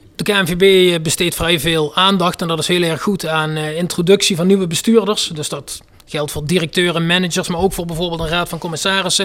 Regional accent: North Limburg, Netherlands; Noord-Limburg, waar ik vandaan kom

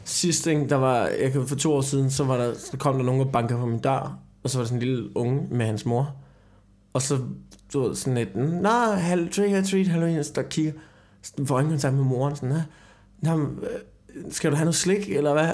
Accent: Copenhagen, Capital Region of Denmark, Denmark; jeg er en arrogant københavner

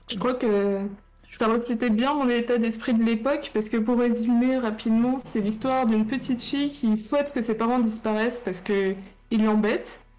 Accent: Marne-la-Vallée, Île-de-France, France; je viens de Marne-la-Vallée, donc c'est pas loin de Disneyland

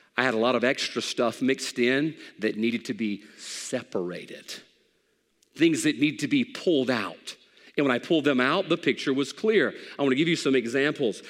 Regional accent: the Bible Belt, United States; We grew up in the Bible Belt

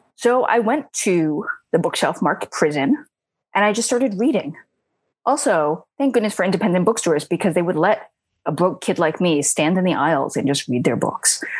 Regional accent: New York City, New York, United States; I grew up in Queens, one of the five boroughs of New York.

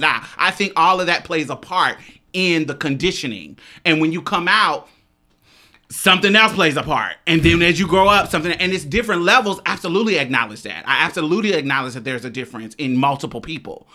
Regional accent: Chicago, Illinois, United States; I'm from the South Side of Chicago

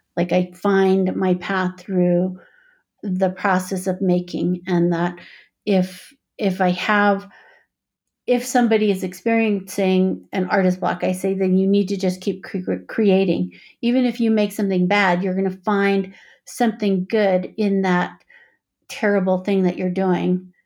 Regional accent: Four Corners, United States; now in Boulder, United States; I grew up on the Navajo Reservation. I guess the Navajo Nation is what most people call it now. It's in the Four Corners regions of Arizona, New Mexico, Colorado, and, oh my gosh, Utah

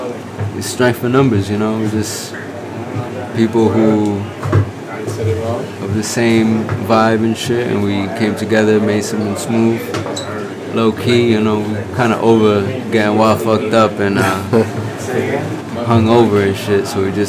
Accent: New York, United States; I'm not from the Bronx, I'm from Dyckman.

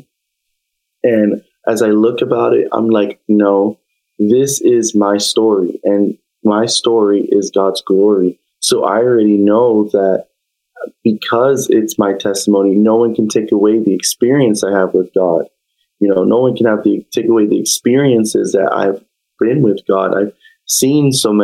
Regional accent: New York, United States; now in New Britain, United States; I'm from New York

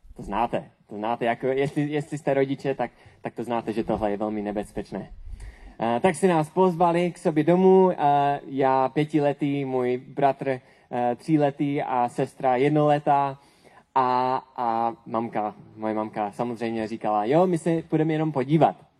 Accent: Czechia

